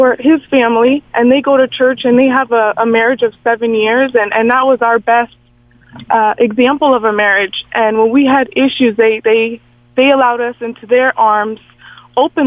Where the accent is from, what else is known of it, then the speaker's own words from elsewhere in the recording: Arizona, United States; where I grew up in Arizona